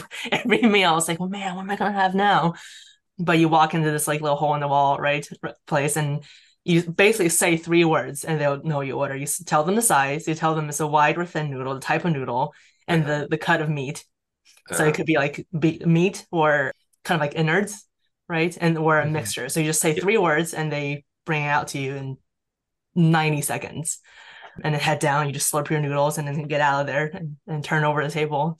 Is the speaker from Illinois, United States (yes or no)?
no; Lakeland, Florida, United States; moved away; also born or lived in China; I grew up in a small town between Tampa and Orlando. So Mulberry Lakeland, for anybody who knows that. And at the time, it was not a very significant Asian population.